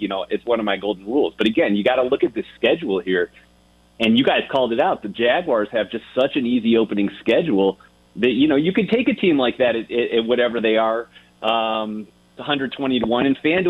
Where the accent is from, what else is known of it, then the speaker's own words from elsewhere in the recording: Ohio, United States; You just check my bio. I'm from Ohio.